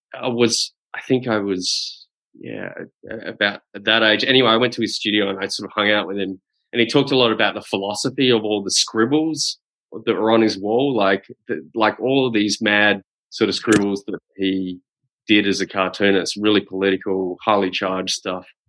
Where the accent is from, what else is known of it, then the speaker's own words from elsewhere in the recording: Adelaide, South Australia, Australia; moved away; I'm from Adelaide originally